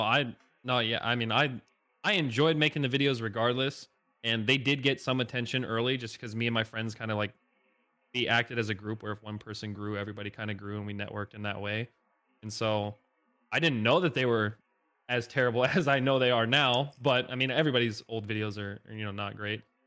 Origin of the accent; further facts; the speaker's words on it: Northeast Indiana, United States; moved away as an adult; now in Nashville, United States; I grew up in Northeast Indiana, pretty much the middle of nowhere, small town.